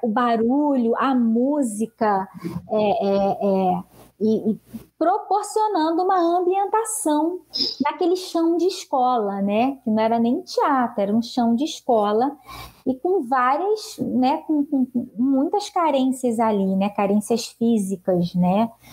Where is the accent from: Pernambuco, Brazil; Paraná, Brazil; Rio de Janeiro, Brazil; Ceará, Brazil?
Rio de Janeiro, Brazil; Angra dos Reis; moved away as an adult; now in Rio de Janeiro, Brazil; eu nasci aqui, mas na verdade fui criada em Angra dos Reis, então sou de Angra dos Reis, morei minha vida toda lá. Retornei para o Rio há cerca de quatro anos